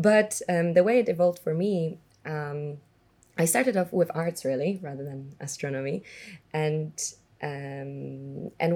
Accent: Warsaw, Masovian Voivodeship, Poland; moved away; I was born in Warsaw, born and raised actually, all the way until the age of 19 when I left for the university.

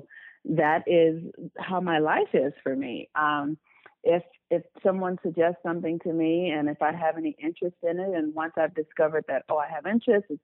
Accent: Los Angeles, California, United States; I was born and raised in Los Angeles, California. I still live in Los Angeles

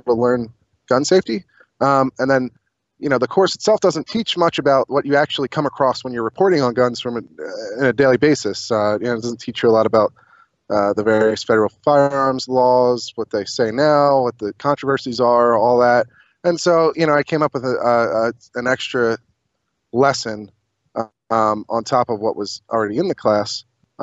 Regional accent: Chester County, Pennsylvania, United States; I grew up in Chester County.

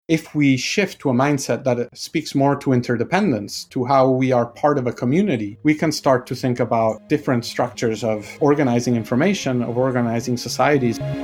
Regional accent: Argentina; I'm from Argentina

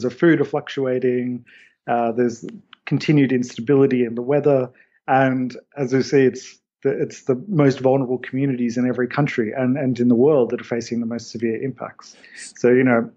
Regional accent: Australia; I come from Australia

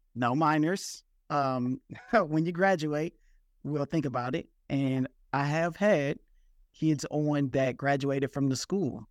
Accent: Detroit, Michigan, United States; I'm from Detroit, Michigan

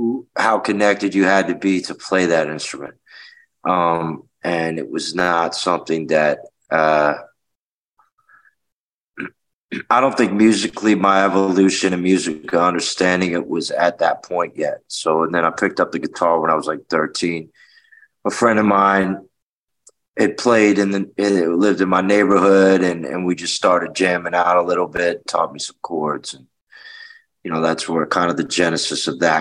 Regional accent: Washington, District of Columbia, United States; also born or lived in Memphis, Tennessee / Vernon, Texas; I grew up in Washington, D.C.

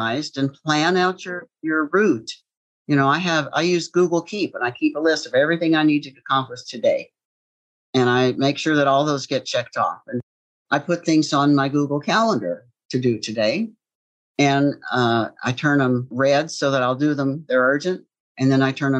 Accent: Appalachia, United States; I grew up dirt poor in Appalachia

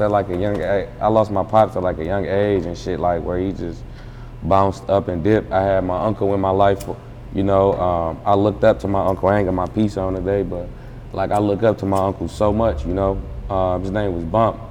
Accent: Detroit, Michigan, United States; I'm from Detroit

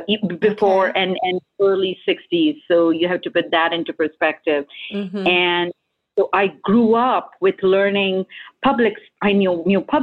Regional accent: India; moved away; as an Indian

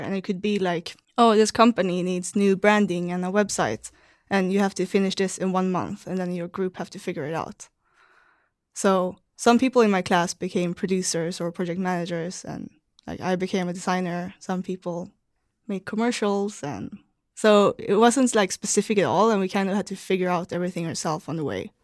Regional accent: Malmö, Skåne, Sweden; moved away as an adult; also born or lived in Amsterdam, Netherlands; now in San Francisco, United States; So I'm from Malmö, and it's right over the bridge from Copenhagen.

